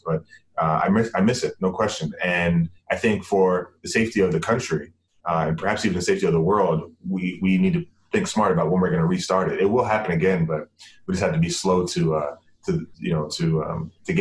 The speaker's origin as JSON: {"language": "English", "country": "Bahamas", "moved": "yes", "said": "I'm from the Bahamas and have always wanted to, give back to my home country"}